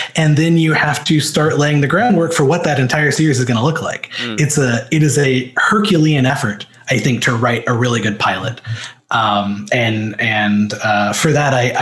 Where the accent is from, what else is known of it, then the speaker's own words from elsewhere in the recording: Missouri, United States; moved away; I'm from Missouri, which Missouri feels like it's about a billion miles away from Hollywood